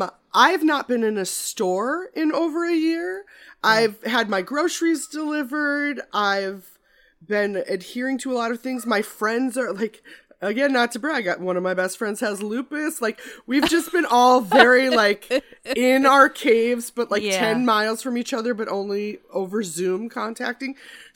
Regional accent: Midwest, United States; Well, I'm from the Midwest, so I've driven Minnesota, Nebraska

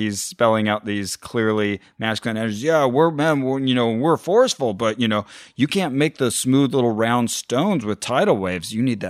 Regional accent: Burbank, California, United States; I don't know, I'm from Burbank.

